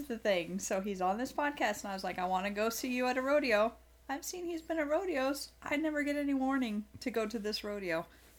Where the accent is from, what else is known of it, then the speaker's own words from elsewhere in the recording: Dallas Center, Iowa, United States; I'm from Dallas Center